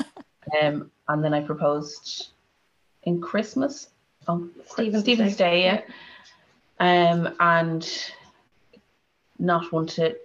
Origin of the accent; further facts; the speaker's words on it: Dublin, Leinster, Ireland; I'm from Dublin